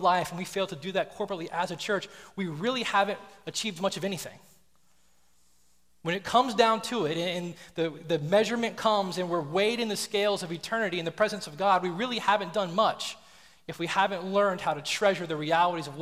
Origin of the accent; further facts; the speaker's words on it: the South, United States; I grew up in the South, and then we traveled a lot